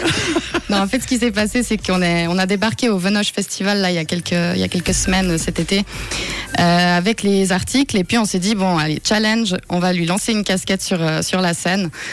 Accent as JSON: {"language": "French", "town": "La Tour-de-Peilz", "region": "Vaud", "country": "Switzerland", "tie": "born or raised there", "also_born_or_lived": "Lausanne / Geneva", "said": "j'ai grandi à la Tour de Paix"}